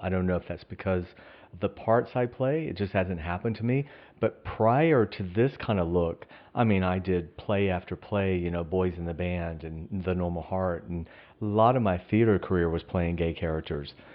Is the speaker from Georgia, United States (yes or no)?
yes; Athens, Georgia, United States; we grew up together in Athens, Georgia.